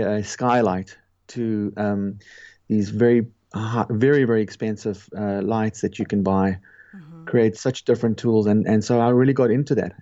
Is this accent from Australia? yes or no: no; South Africa; moved away as an adult; also born or lived in Manhattan, New York; I was born in South Africa, and in the late 90s, I moved to Manhattan where I studied photography